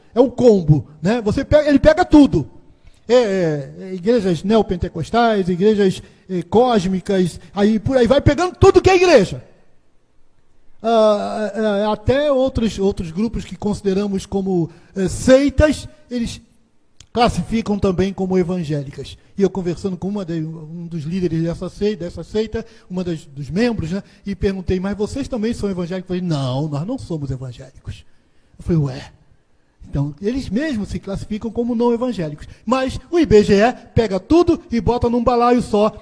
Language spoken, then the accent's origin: Portuguese; Rio de Janeiro, Brazil; also born or lived in Sergipe / Bahia / Rio Grande do Norte; now in Aracaju, Brazil; eu sou carioca, nascido e criado, mas a maior parte da minha vida foi no Nordeste. A maior parte da minha vida foi no estado de Sergipe